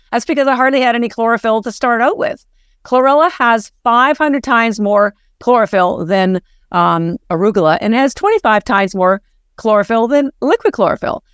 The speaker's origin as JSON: {"language": "English", "country": "Canada", "moved": "as an adult", "lives_now": "Boston, United States", "said": "we're both Canadian"}